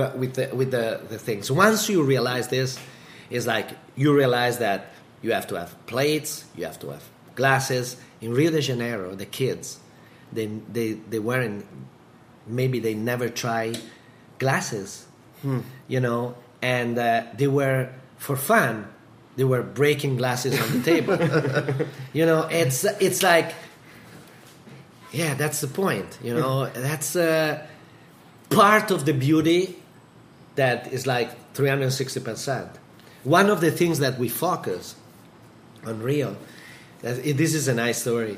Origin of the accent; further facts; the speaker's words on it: Modena, Emilia-Romagna, Italy; Modena and Bologna, like two others, places that we have in Italy, in my hometown